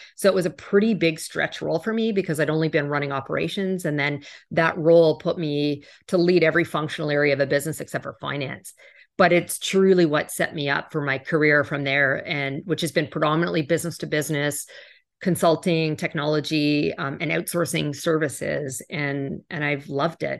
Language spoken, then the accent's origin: English; Canada; also born or lived in New York; now in Miami, United States; I do live in Miami now, but I'm originally Canadian